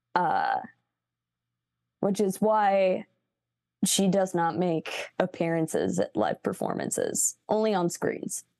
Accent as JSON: {"language": "English", "town": "Chicago", "region": "Illinois", "country": "United States", "tie": "born or raised there", "said": "I grew up in Chicago"}